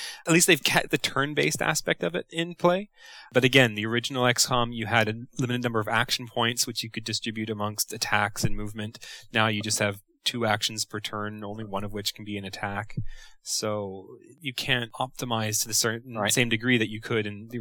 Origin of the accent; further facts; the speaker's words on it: Canada; as a Canadian